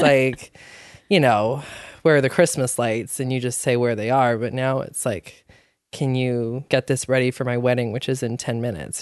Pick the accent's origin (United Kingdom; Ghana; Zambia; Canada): Canada; Squamish, British Columbia; I grew up in Squamish